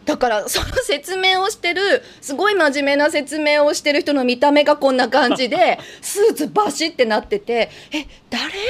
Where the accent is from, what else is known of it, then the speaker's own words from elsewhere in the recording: Kansai, Japan; also born or lived in Fukuoka; now in Tokyo, Japan; 私なんかあの関西人なので、うん、まあ、生まれは福岡なんですけど、うんうん、関西長かったので